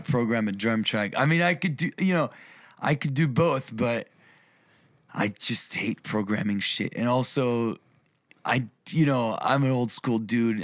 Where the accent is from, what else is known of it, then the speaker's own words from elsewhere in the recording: New York, United States; moved away; also born or lived in Europe / Berlin, Germany / Tennessee; I was born, raised in New York